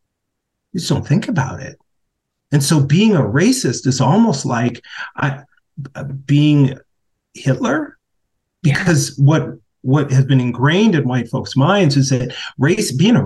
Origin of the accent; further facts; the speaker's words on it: Minneapolis, Minnesota, United States; the uprisings in my hometown